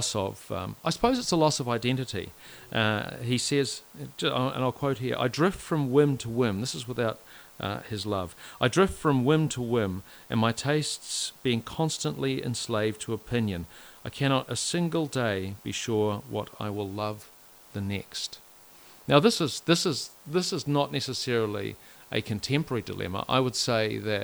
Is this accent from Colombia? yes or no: no; Whanganui, Manawatū-Whanganui, New Zealand; growing up in Whanganui in the 80s, I can promise you it was great